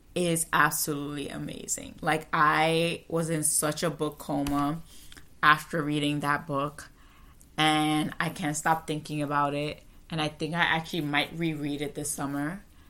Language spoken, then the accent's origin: English; United States; as an American, as a Western person